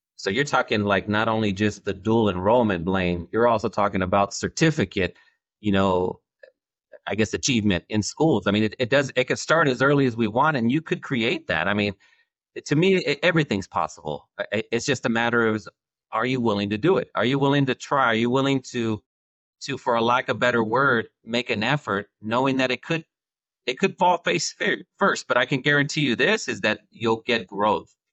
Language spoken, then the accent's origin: English; Central California, United States; I'm from Central California